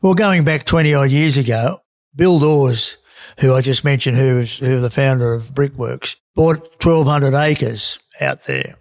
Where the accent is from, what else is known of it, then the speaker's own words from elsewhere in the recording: Australia; the guys I grew up with in Carra